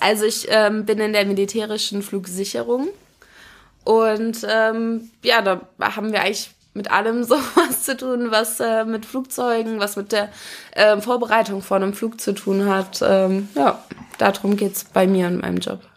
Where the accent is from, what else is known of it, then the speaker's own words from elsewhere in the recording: Wolfhagen, Hesse, Germany; also born or lived in Kassel; now in Frankfurt, Germany; Geboren bin ich in Wolfhagen. Das ist ein, ähm, ein ganz kleines Dorf in der Nähe von Kassel